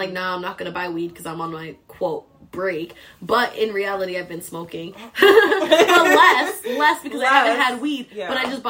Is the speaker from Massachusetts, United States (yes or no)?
yes; Boston, Massachusetts, United States; Mark, we're from Boston, so don't even come at us.